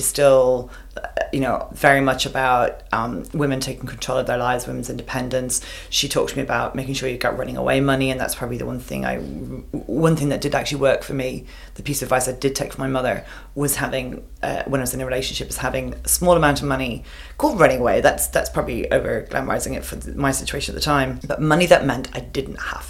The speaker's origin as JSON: {"language": "English", "town": "Longford", "region": "County Longford", "country": "Ireland", "tie": "born or raised there", "moved": "as an adult", "lives_now": "Australia", "said": "I grew up, the town I grew up in Longford"}